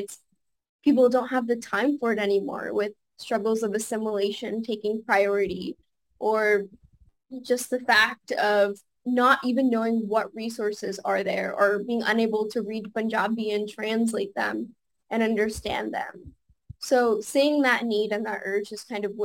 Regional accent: Los Angeles, California, United States; Growing up in Los Angeles, I have a really good sangat here

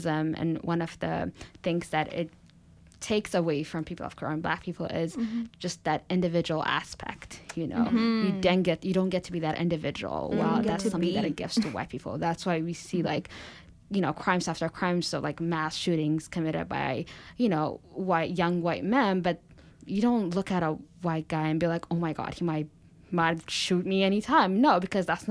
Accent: Ethiopia; moved away as an adult; now in United States; I grew up in Ethiopia

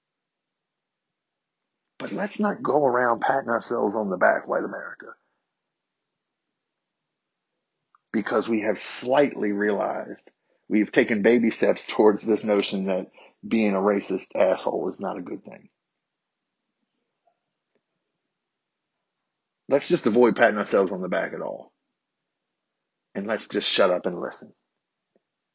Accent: United States; accent: country

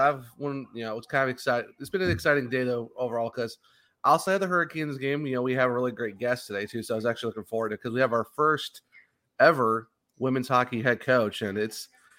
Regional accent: Ohio, United States; Being from Ohio

